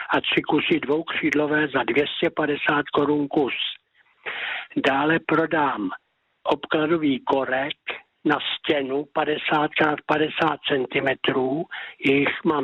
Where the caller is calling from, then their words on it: Pacov, Vysočina Region, Czechia; A to na telefonní číslo 773 19 22 57 a jsem z Pacova.